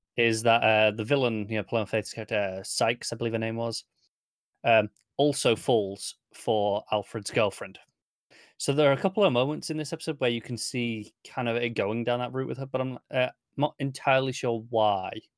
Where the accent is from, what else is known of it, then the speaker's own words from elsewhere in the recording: United Kingdom; Derbyshire is, is quite near where I grew up. So to me, this, I'm very used to this accent.